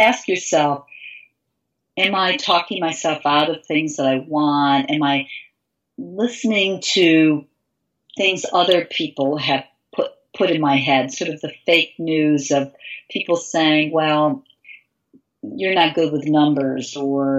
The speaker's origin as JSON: {"language": "English", "town": "Glens Falls", "region": "New York", "country": "United States", "tie": "born or raised there", "moved": "yes", "said": "I grew up in Glens Falls, New York"}